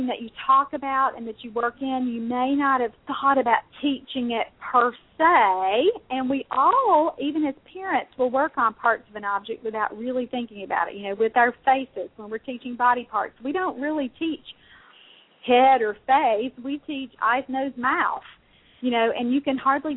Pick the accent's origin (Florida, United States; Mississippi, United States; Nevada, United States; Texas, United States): Mississippi, United States; I'm from Mississippi